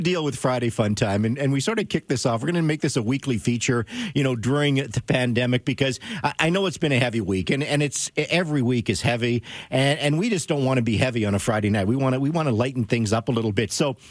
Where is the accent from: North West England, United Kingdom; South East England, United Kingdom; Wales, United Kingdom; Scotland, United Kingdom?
Scotland, United Kingdom; So I'm Scottish. Okay, I'm cheap, so I don't like paying extra